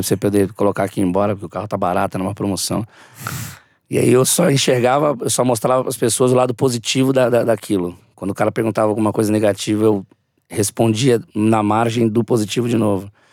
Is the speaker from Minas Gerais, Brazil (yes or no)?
no; São Paulo, Brazil; eu sou Vila Missionária, São Paulo. Lá é 011 ainda. Então, eu cresci, né, desde a da minha infância, eu nasci e cresci no meu bairro